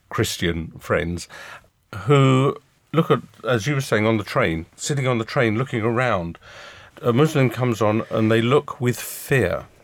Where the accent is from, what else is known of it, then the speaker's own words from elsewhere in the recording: United Kingdom; being typically British, as I guess we all are, we we just got on with it.